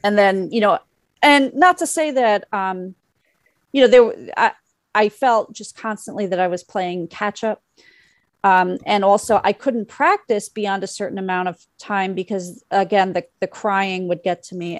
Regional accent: New York City, New York, United States; also born or lived in Bloomington, Indiana; my mother lives in the area where I grew up. I grew up on Bayside

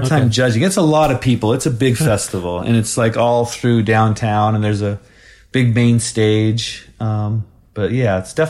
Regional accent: Twin Falls, Idaho, United States; also born or lived in Boise, Idaho / Seattle, Washington; now in Portland, United States; I grew up in Twin Falls, Idaho, and moved here, Boise, when I started high school. And then a couple years after high school, I moved to Seattle for about 3 years and then been back in Boise for ever since then.

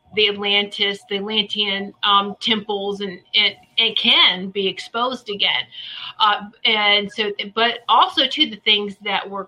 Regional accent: Virginia Beach, Virginia, United States; I grew up in the Virginia Beach area

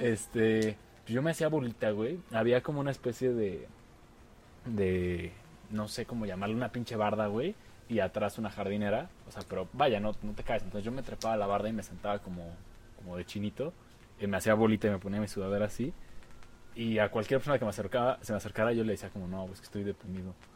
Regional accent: Mexico; como buen niño mexicano jugamos a la WWE

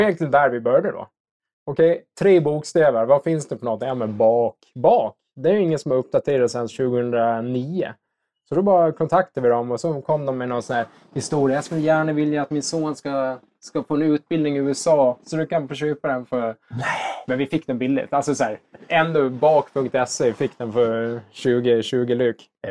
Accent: Visby, Gotland, Sweden; moved away as an adult; now in Stockholm, Sweden; Jag är gotlänning. Uppväxt i Visby

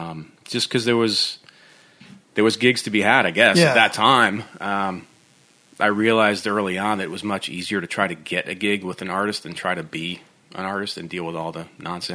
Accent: upstate New York, United States; now in Nashville, United States; where I grew up in New York, which is just nasty winters.

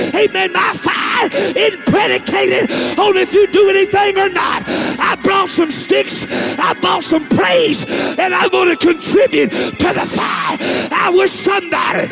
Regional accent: Texas, United States; I'm from Texas

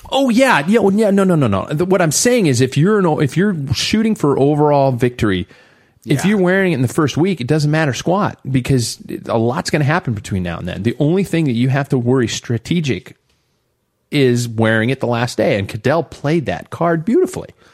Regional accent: United States; we're from the United States

